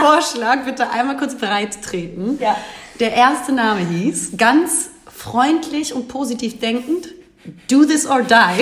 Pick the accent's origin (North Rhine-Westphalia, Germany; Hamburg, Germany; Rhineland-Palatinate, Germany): Hamburg, Germany; ich bin in Hamburg geboren, wohne hier auch